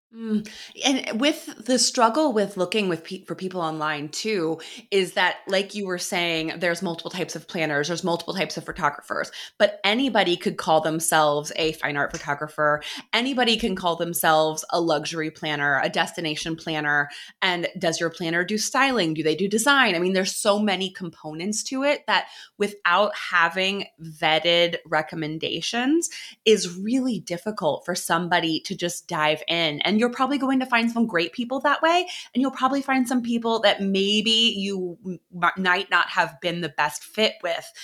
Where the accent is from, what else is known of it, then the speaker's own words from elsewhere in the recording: Midwest, United States; moved away; I am from the Midwest originally